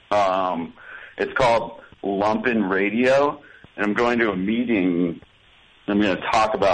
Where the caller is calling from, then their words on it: Chicago, Illinois, United States; I'm calling you from Chicago, Illinois.